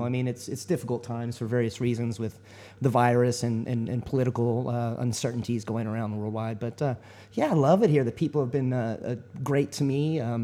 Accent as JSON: {"language": "English", "region": "Texas", "country": "United States", "tie": "born or raised there", "moved": "as an adult", "lives_now": "Macau", "said": "So I was born and raised in Texas, and I ended up, I lived there all my life until 1999 when I joined the military."}